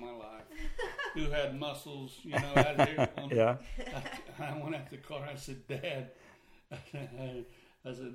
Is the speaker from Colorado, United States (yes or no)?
no; Tulsa, Oklahoma, United States; also born or lived in Jenks, Oklahoma; On the south side of, southwest side of Tulsa. And then I moved to Jinx when I was like 13